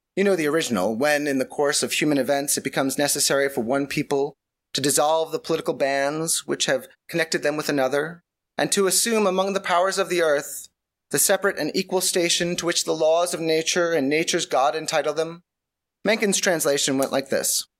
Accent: New York, United States; I am, I am from New York

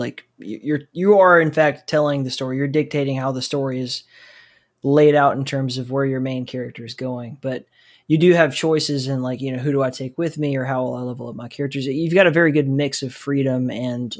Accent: United States; I'm an American

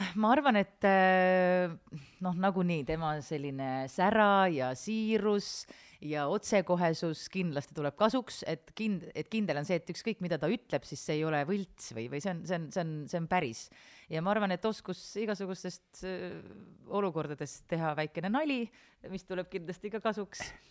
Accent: Kohila, Rapla County, Estonia; ma olen Kohilast pärit

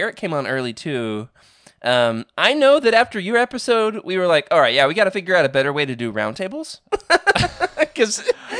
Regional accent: Arkansas, United States; I am going back to my hometown, so I could always, hang out in the storage unit in the 100-degree Arkansas heat looking for these things.

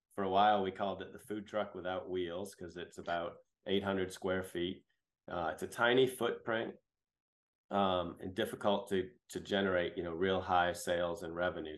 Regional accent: New Hampshire, United States; moved away as an adult; also born or lived in Boston; now in Greenville, United States; I grew up in New England, um, born in Boston and raised in New Hampshire.

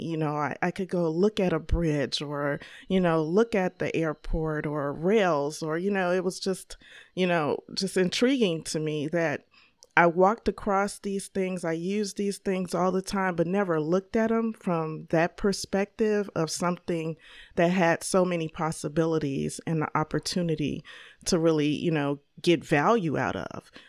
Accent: Chicago, Illinois, United States; I grew up here, uh, born and raised in Chicago, Illinois

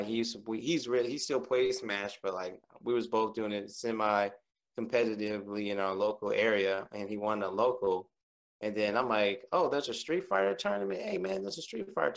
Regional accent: Tuskegee, Alabama, United States; from the Tuskegee

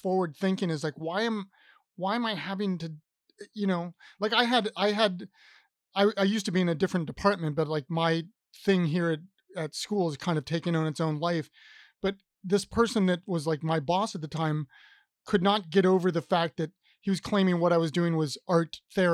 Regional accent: Columbus, Ohio, United States; now in Richmond, United States; I grew up in Columbus, which is a city, and I live in Richmond, Virginia now

